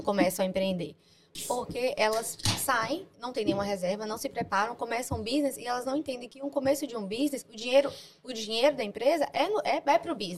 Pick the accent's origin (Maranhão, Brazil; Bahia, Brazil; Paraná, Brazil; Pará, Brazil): Bahia, Brazil; Itabuna; moved away as an adult; now in London, United Kingdom; eu vim de Itabuna, uma cidade